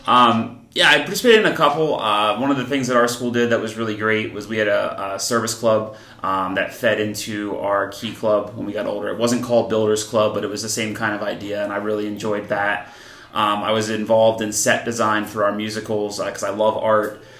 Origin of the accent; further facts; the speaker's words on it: Columbus, New Jersey, United States; now in Pennsylvania, United States; I grew up in New Jersey. Um, I grew up in a small town called Columbus